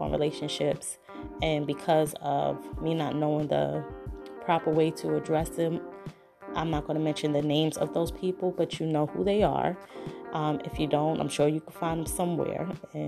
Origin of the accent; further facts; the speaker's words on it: New York City, New York, United States; accent: New York; I'm originally from Brooklyn, New York